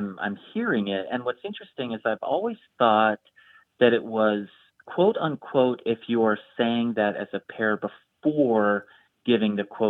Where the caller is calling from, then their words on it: Chicago, Illinois, United States; Hey, Grant, this is … I'm calling from Chicago.